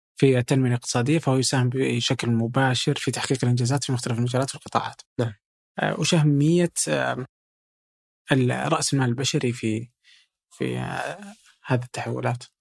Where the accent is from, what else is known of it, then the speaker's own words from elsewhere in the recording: Saudi Arabia; عندنا في السعودية